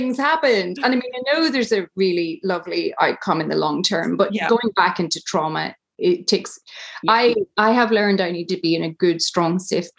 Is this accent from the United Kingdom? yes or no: yes; Tyrone, Northern Ireland, United Kingdom; moved away as an adult; I grew up in Tyrone in a really conservative Catholic family